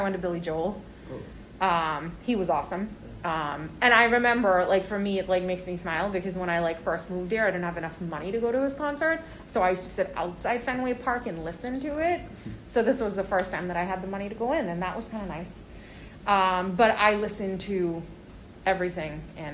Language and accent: English; India; moved away as an adult; now in United States; I grew up in India in the 90s